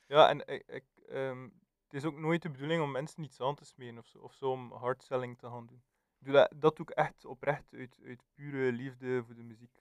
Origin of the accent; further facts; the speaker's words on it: West Flanders, Belgium; als West-Vlaming